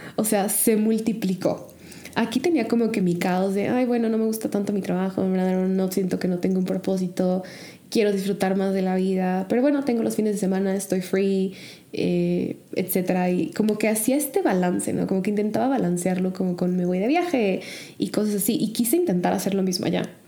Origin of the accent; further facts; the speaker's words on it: Mexico; moved away as an adult; also born or lived in Chicago; México sigue siendo México, mi hogar sigue siendo mi hogar, mi familia sigue siendo mi familia